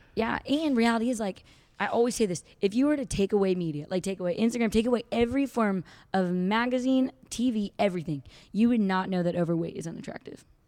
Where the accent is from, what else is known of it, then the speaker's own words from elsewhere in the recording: Santa Barbara, California, United States; moved away as an adult; now in Fort Worth, United States; I am from Santa Barbara, California